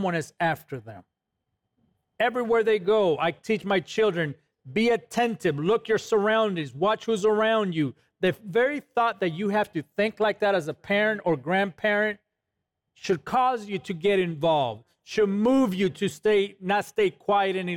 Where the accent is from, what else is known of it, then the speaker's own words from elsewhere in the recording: Los Angeles, California, United States; when I was growing up in East LA, California